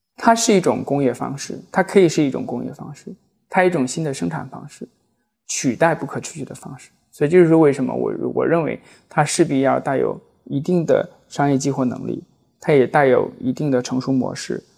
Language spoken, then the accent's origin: Chinese; China; 我们中国人